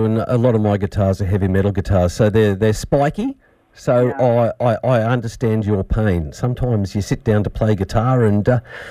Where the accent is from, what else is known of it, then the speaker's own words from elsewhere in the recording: Shepparton, Victoria, Australia; I'm from Shepparton.